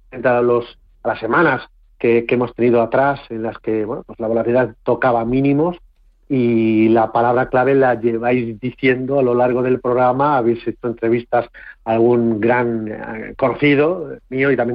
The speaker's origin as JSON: {"language": "Spanish", "region": "Castilla-La Mancha", "country": "Spain", "said": "el día de hoy de los, nuestro de los castellanos manchegos"}